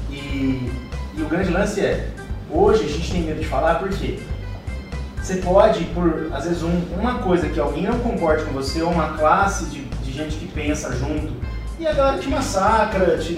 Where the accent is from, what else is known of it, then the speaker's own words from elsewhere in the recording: Brazil; Eu sou brasileiro